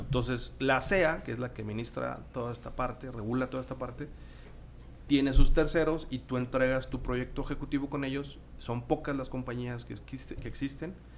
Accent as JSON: {"language": "Spanish", "town": "San Nicolás de los Garza", "region": "Nuevo León", "country": "Mexico", "said": "Yo soy de San Nicolás, ahí vivo en San Nicolás y me quedaba cerca de la universidad"}